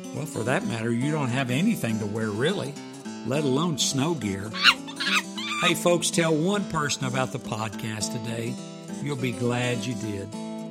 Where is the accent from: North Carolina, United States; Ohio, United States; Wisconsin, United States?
Ohio, United States; moved away; I grew up in Ohio where it started snowing in November